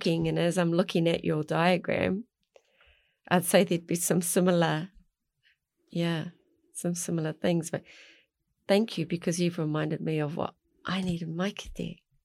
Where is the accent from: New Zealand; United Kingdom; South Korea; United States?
New Zealand; Mount Maunganui, Bay of Plenty; moved away; also born or lived in Tauranga; I grew up in Arataki at the mount